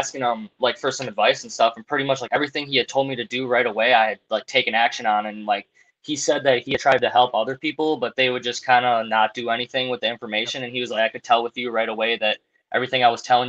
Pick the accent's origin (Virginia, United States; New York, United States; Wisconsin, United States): Wisconsin, United States; I'm from Wisconsin